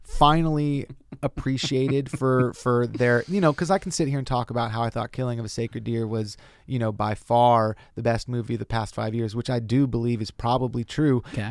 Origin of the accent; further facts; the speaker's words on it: Lakeside, California, United States; moved away as an adult; also born or lived in Brooklyn, New York; now in Los Angeles, United States; I grew up out in East County in a place called Lakeside